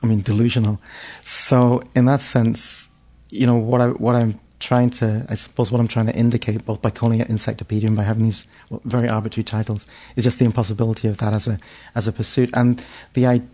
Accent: London, United Kingdom; also born or lived in Manchester; I grew up in London. I was born in Manchester, but we moved to London when I was 4 or 5.

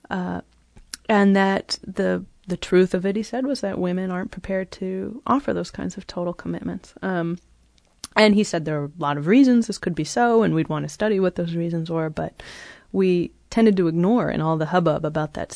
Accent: California, United States; moved away as an adult; also born or lived in Cambridge; I grew up in California and went to college in California

